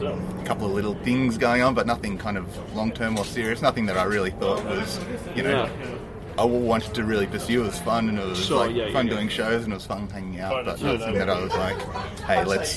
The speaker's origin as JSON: {"language": "English", "town": "Newcastle", "region": "New South Wales", "country": "Australia", "tie": "born or raised there", "said": "I grew up in Newcastle."}